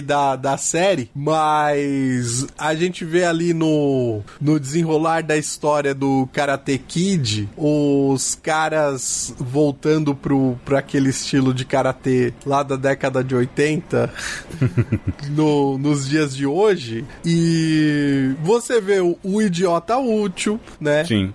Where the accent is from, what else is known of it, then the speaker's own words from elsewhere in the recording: Brazil; Nós somos brasileiros